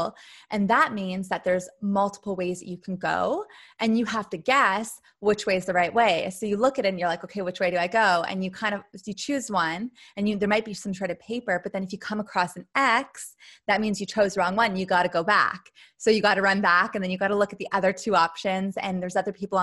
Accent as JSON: {"language": "English", "country": "Canada", "tie": "born or raised there", "moved": "yes", "said": "I grew up in Canada near the forest."}